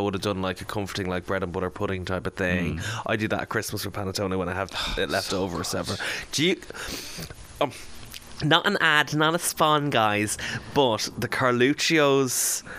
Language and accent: English; Ireland; we are Irish